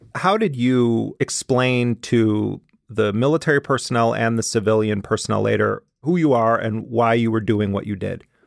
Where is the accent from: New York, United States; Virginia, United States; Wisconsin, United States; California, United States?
Wisconsin, United States; Milwaukee; I grew up in Milwaukee, Wisconsin.